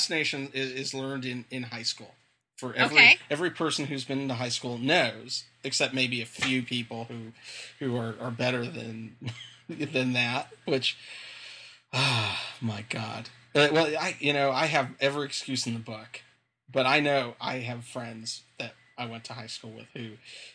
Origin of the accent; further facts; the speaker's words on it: Inland Empire, Southern California, United States; growing up in Southern California, is specifically in that Inland Empire area